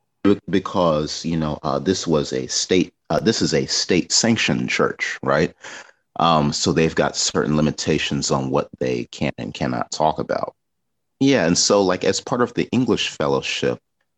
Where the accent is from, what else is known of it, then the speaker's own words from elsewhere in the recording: Chicago, Illinois, United States; moved away as an adult; also born or lived in Grand Rapids, Michigan; now in China; I grew up on the South Side of Chicago